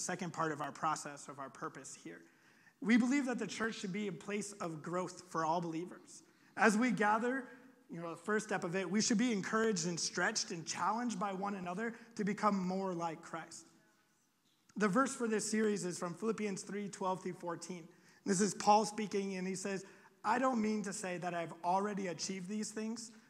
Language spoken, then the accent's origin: English; Iowa, United States; moved away; I'm from Iowa. We just have pigs and corn